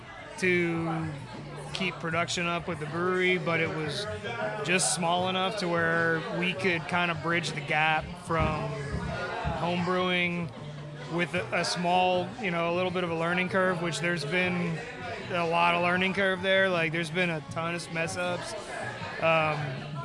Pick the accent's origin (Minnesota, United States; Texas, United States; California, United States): Texas, United States; Kingwood; Nick and I grew up in Kingwood together